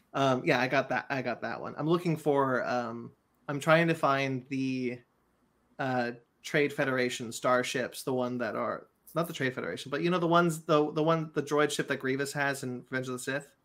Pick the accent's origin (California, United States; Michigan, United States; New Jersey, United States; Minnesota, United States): California, United States; Monterey; moved away; I've been up in, in my hometown, Monterey, where, um, where my, my, my father is